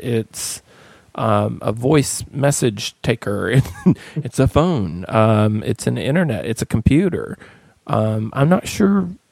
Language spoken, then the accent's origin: English; Appalachian Mountains, United States; now in Atlanta, United States; I grew up in the Appalachian Mountains